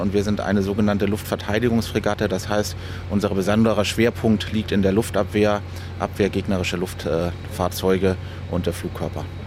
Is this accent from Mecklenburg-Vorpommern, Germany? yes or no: no; Hamburg, Germany; ich bin tatsächlich in Hamburg aufgewachsen, bin auch noch wohnhaft in Hamburg